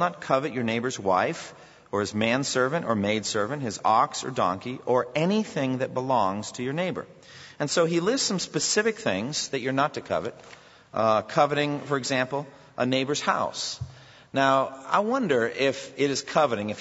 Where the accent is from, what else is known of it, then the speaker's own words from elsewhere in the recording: United States; One of the things about being Americans